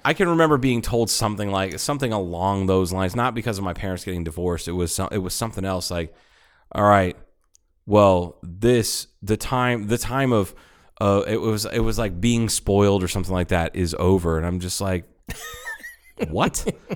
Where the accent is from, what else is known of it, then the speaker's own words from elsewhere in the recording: Ohio, United States; also born or lived in Tucson, Arizona; It was right after we moved from Tucson to Ohio